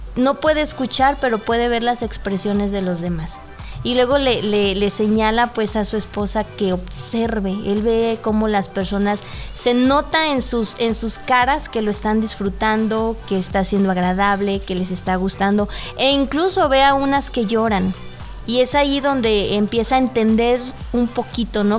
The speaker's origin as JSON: {"language": "Spanish", "country": "Mexico", "said": "como mexicanos"}